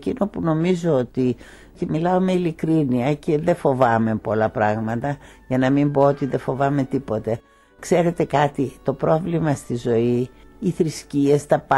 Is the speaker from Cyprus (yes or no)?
no; Greece; η κατάσταση στη πατρίδα μου και εγώ την Ελλάδα τη λατρεύω με ένα παθολογικό τρόπο